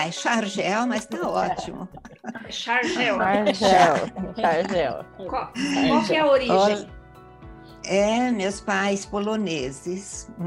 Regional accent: Marília, São Paulo, Brazil; now in São Paulo, Brazil; Eu vim de Marília do interior para São Paulo

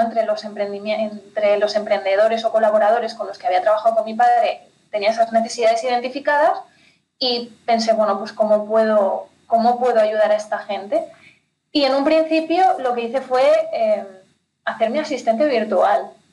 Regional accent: Spain; moved away as an adult; now in Ciudad Real, Spain; yo soy de España, pero soy de un pueblecito súper chiquitín del Pirineo, del norte de mm. España nací y crecí en medio del campo

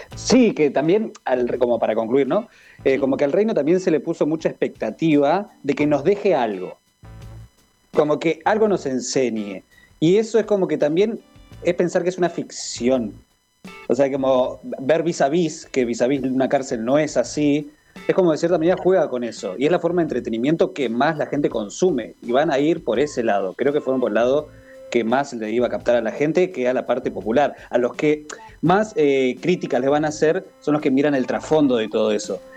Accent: Argentina; uno como argentino

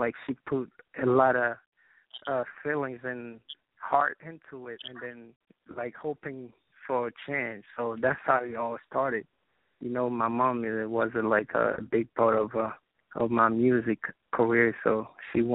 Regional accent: Haiti; now in New Jersey, United States; growing up in Haiti

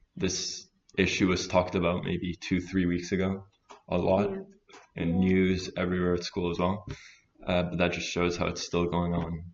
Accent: Italy; also born or lived in France; I'm from Italy and France, …, and I'm a male and straight.

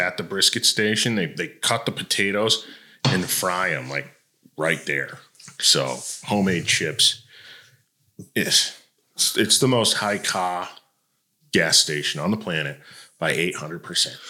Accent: Detroit, Michigan, United States; moved away as an adult; also born or lived in Toledo, Ohio; now in Tennessee, United States; I grew up in Michigan and Ohio, so I from Detroit and Toledo

